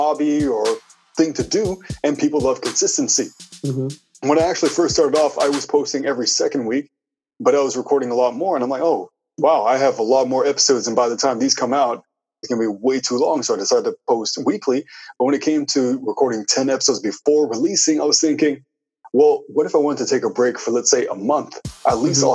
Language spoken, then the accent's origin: English; Ottawa, Ontario, Canada; I'm from Ottawa, Ontario, Canada